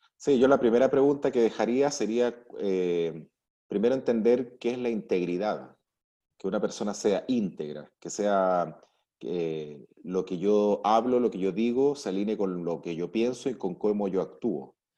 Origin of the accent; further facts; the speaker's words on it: Arica, Arica y Parinacota, Chile; nací en Arica, crecí con mis padres, crecí con mis abuelos, siempre estuve viendo cómo mis abuelos manejaban los negocios en Chile